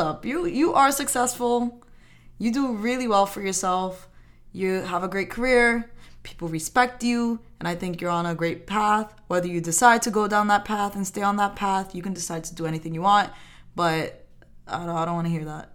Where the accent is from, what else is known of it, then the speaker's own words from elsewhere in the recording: New York, United States; I grew up in New York